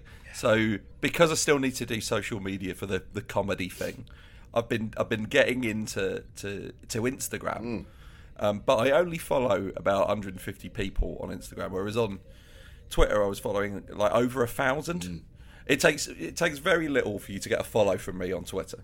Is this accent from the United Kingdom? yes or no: yes; United Kingdom; as a British person